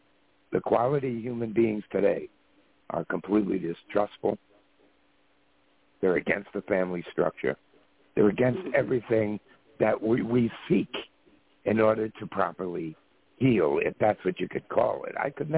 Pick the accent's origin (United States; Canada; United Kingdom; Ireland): Ireland; You know, even though I'm an Irishman